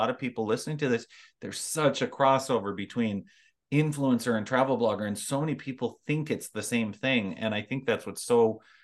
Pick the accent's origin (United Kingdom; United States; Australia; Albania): United States; Minnesota; We are both from Minnesota